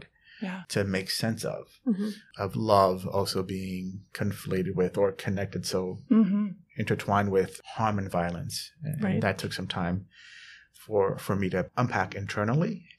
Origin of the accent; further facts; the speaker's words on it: New York City, New York, United States; also born or lived in Edina, Minnesota / Vermont / Geneva, New York; growing up in the South Bronx as a Latino man